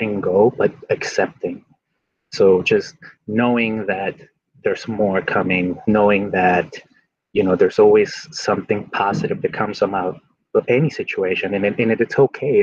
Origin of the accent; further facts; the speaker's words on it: Mexico; now in United States; I grew up in Mexico